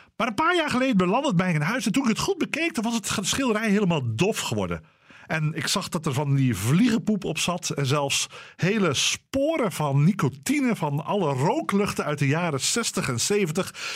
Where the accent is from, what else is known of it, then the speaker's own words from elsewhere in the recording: Dordrecht, South Holland, Netherlands; Dordrecht. De stad waar ik ben opgegroeid en waar al mijn familie vandaan komt